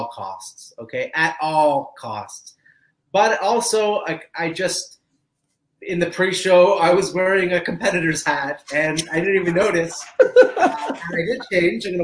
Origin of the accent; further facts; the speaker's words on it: Canada; I am Canadian